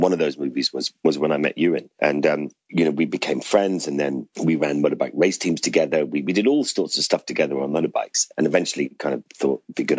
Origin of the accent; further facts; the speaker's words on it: Ireland; now in London, United Kingdom; I grew up in Ireland.